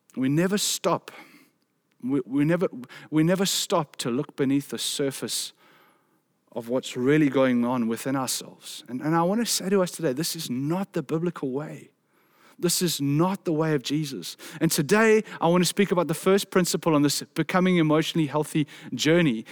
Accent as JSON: {"language": "English", "country": "South Africa", "said": "a South African man"}